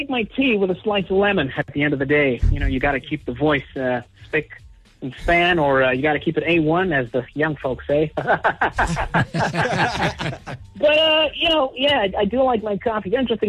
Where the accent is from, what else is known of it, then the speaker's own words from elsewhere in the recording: Wisconsin, United States; born there; Well, I was born in Wisconsin a long time ago.